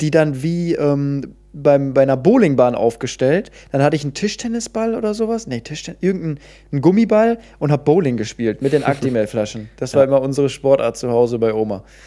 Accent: Cologne, North Rhine-Westphalia, Germany; als waschechter Kölner

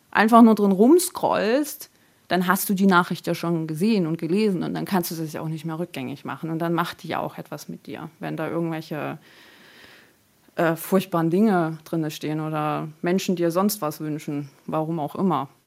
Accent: Germany; also born or lived in Taraz (Jambyl), Kazakhstan; now in Heidenau, Germany; 33 Jahre alt und ich wohne in Heidenau, das ist in der Nähe von Dresden. Und ursprünglich komme ich aus Kasachstan, bin in Jambul geboren und ja, lebe jetzt seit ich eigentlich sechs bin hier in Deutschland.

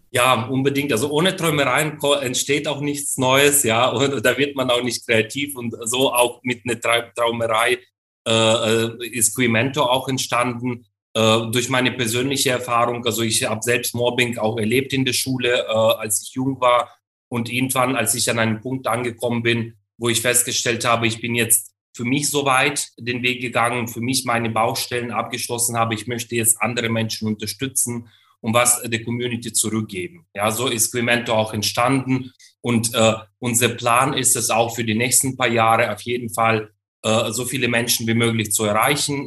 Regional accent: Ukraine; moved away; in der Ukraine, in, meine, in meinem Heimatland

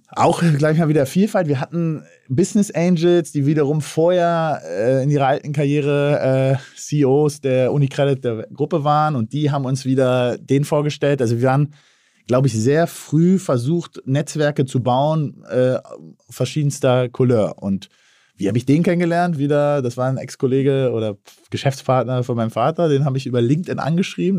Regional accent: Berlin, Germany; als gebürtiger Berliner

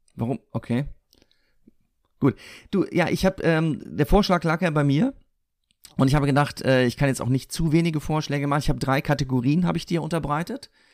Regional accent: Siegen, North Rhine-Westphalia, Germany; moved away; in meiner Heimatstadt in Siegen

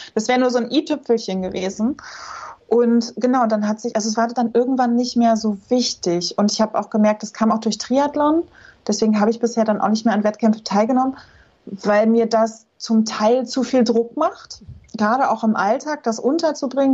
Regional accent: Rostock, Mecklenburg-Vorpommern, Germany; moved away; als ich hier nach Rostock in meine Heimatstadt zurückgezogen bin

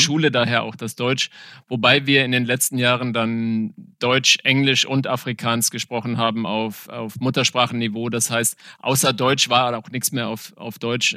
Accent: Windhoek, Khomas, Namibia; moved away as an adult; also born or lived in South Africa; now in Germany; Also ich bin in Namibia geboren, aufgewachsen

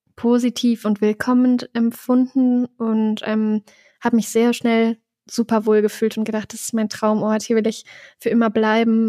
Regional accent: Germany; accent: Hochdeutsch; moved away as an adult; now in Innsbruck, Austria; ich spreche super Hochdeutsch, also ich spreche kein bisschen Dialekt

